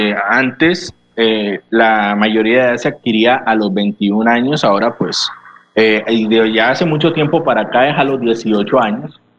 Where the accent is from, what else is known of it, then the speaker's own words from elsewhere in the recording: Colombia; Nosotros somos ciudadanos colombianos este, desde el momento en que nosotros existimos y nacemos en este país